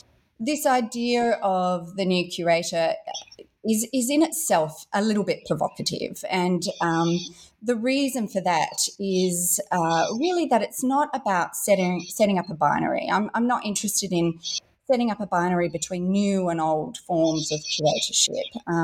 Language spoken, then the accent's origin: English; Perth, Western Australia, Australia; I grew up in Western Australia here in Australia, so in Perth, one of the most remote cities in the world, but an extraordinary place.